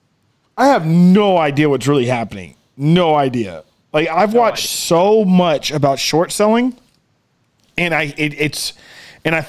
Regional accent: outside of Austin, Texas, United States; We grew up outside of Austin

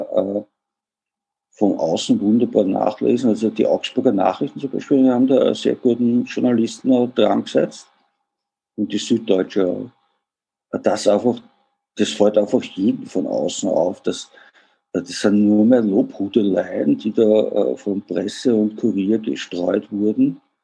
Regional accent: Vienna, Austria; also born or lived in Germany; wie man hört, bin ich Österreicher oder genauer gesagt Wiener

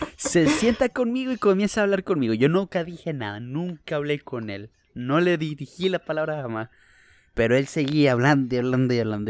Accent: Venezuela; moved away; also born or lived in Bakersfield, California, United States; Los, los cuatro somos venezolanos. No todos estamos en Venezuela.

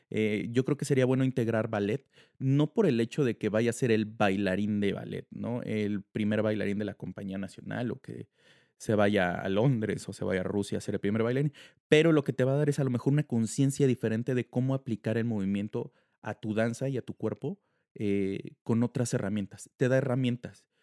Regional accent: Mexico; muchos varones en diferentes países ahorita que están entrenando y que los están apoyando muchísimo como mexicanos y como, como varones.

